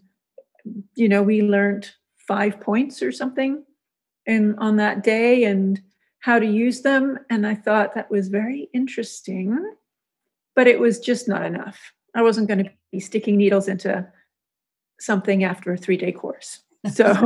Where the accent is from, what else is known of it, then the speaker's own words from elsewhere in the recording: Hong Kong; also born or lived in Zurich, Switzerland; now in Florida Keys, United States; I grew up in Hong Kong